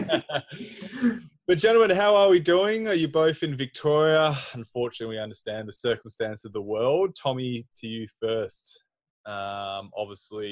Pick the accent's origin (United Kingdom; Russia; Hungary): Hungary; moved away; Hungary, my hometown